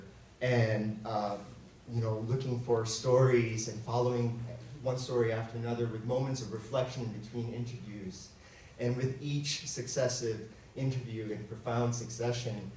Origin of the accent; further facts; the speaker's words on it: Philippines; moved away; I grew up in the Philippines, where there was a Filipino superstition